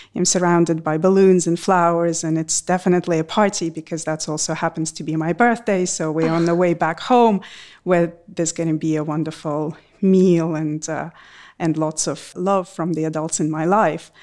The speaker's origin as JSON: {"language": "English", "country": "Russia", "tie": "born or raised there"}